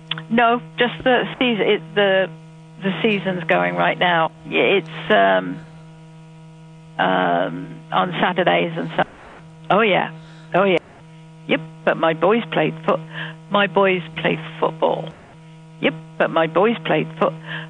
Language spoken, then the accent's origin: English; the Midlands, England, United Kingdom; I'm from the Midlands.